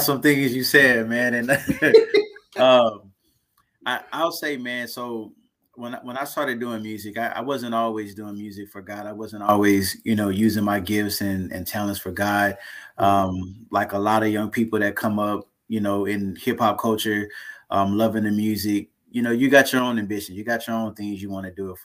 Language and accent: English; Texarkana, Texas, United States; now in Killeen, United States; I was born in Texarkana, Texas